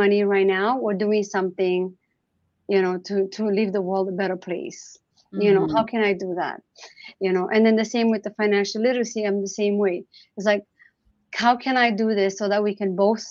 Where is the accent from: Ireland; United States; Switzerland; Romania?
Romania; now in Canada; growing up in Romania